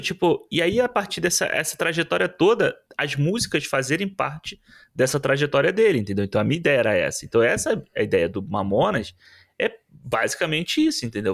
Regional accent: Rio de Janeiro, Brazil; Como carioca

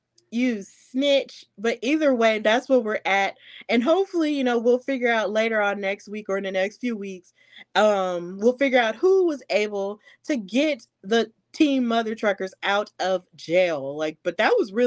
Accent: Deep South, United States; I am from the Deep South

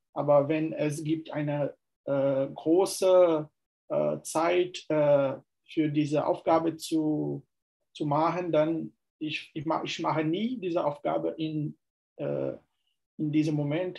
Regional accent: Fortaleza, Ceará, Brazil; German is a second language; Ich komme aus Fortaleza, Ceará.

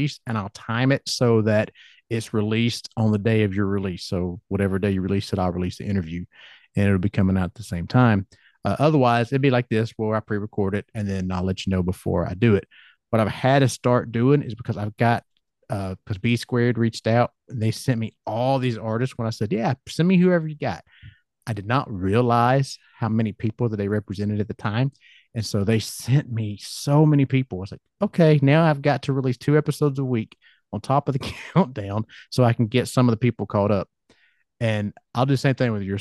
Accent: Georgia, United States; accent: Southern; I'm from Georgia

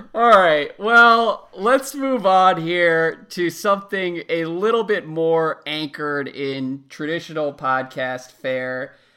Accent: United States; growing up in America

